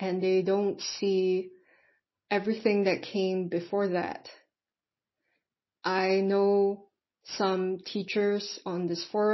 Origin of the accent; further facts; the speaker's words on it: Singapore; I am from Singapore.